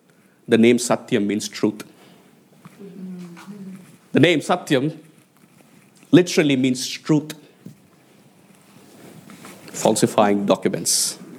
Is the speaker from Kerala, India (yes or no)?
no; Hyderabad, Telangana, India; I mean, growing up in Hyderabad as a 1980s kid, and Hyderabad is actually where I was born, is actually one of the IT hubs